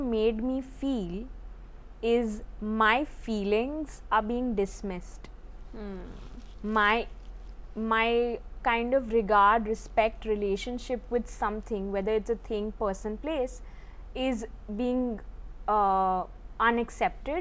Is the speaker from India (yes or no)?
yes; India; growing up in the Indian context